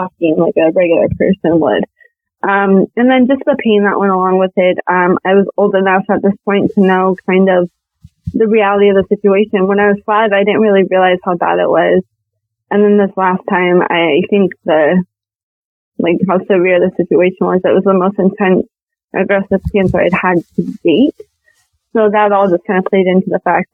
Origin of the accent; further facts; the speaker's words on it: Montana, United States; I am from Montana